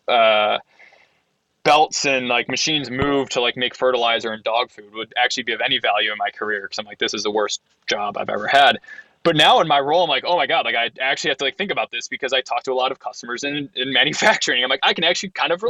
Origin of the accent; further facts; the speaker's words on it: Ohio, United States; I'm from Ohio